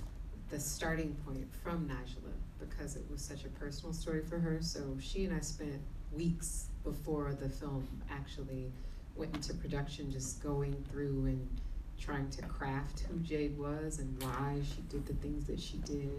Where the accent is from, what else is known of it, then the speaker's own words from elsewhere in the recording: Detroit, Michigan, United States; growing up where I grew up in Detroit, Michigan, which is a very Christian city, as I would say.